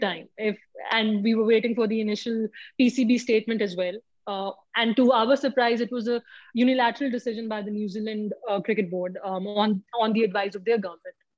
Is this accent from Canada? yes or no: no; Pakistan; as a Pakistani